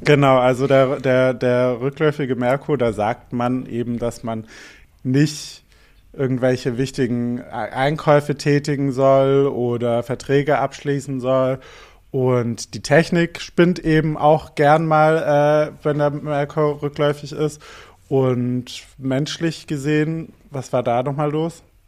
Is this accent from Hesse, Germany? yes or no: no; Albstadt, Baden-Württemberg, Germany; born or raised there; now in Berlin, Germany